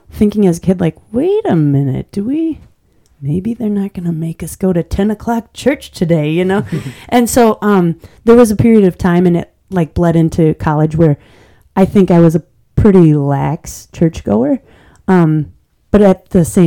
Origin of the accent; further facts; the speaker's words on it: Manitowoc, Wisconsin, United States; moved away as an adult; I grew up in Manitowoc